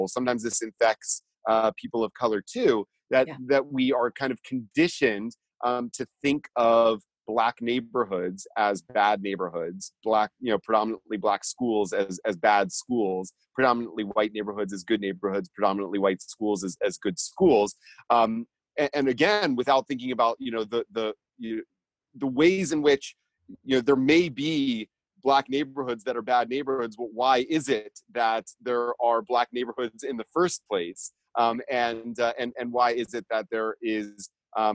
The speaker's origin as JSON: {"language": "English", "region": "Georgia", "country": "United States", "tie": "born or raised there", "said": "I grew up in Georgia"}